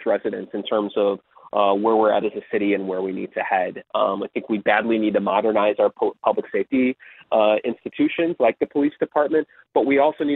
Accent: Arizona, United States; When I was growing up in Arizona

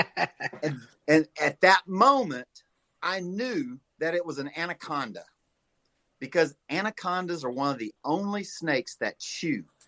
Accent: Louisiana, United States; now in St. Louis, United States; I was raised in the swamps of Louisiana

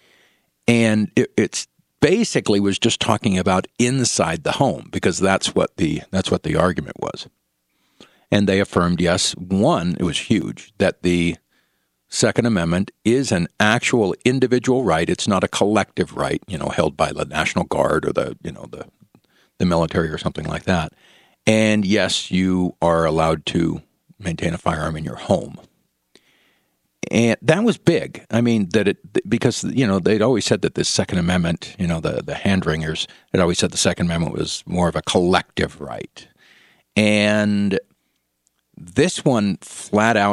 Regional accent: San Francisco Bay Area, California, United States; in San Francisco, California, where I'm from the Bay Area

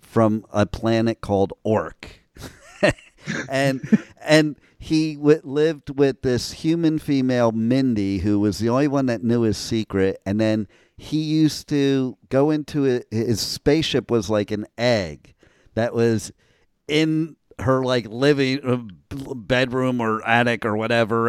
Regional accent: New Jersey, United States; moved away; also born or lived in Old Bridge, New Jersey / Los Angeles; I'm originally from Jersey

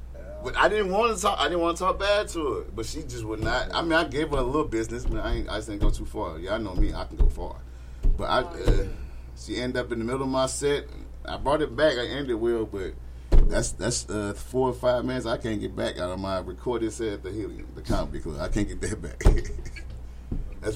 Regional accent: St. Louis, Missouri, United States; I'm from St. Louis

